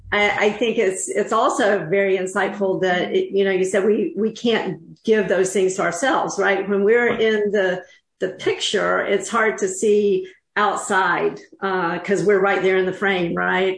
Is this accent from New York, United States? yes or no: no; North Carolina, United States; I'm from North Carolina